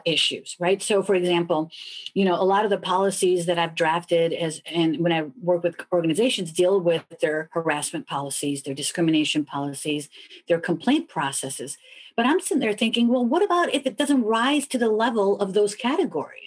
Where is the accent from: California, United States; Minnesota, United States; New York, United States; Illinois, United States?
Illinois, United States; Chicago; moved away; I'm originally from Chicago